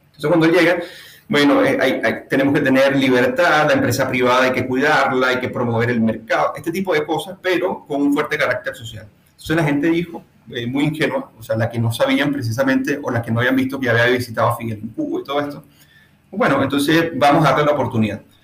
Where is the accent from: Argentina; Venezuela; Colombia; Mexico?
Venezuela; moved away as an adult; now in Chile; quienes somos las diáspora venezolanas